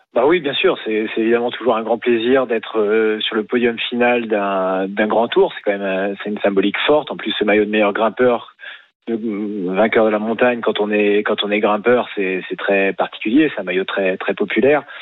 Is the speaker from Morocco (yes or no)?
no; France; quand on est français